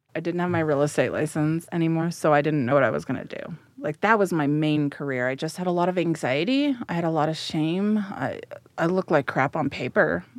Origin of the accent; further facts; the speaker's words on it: Denver, Colorado, United States; also born or lived in San Jose, California; So, I grew up here in central Denver. I was transplanted from San Jose, California.